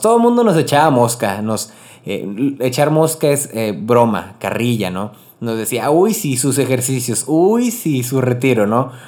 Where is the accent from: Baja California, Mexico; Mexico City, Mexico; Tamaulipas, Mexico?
Tamaulipas, Mexico; Río Bravo; also born or lived in Corpus Christi / Monterrey / Rio Grande Valley, Texas; soy originario de Río Bravo, Tamaulipas, México. Vivo en la frontera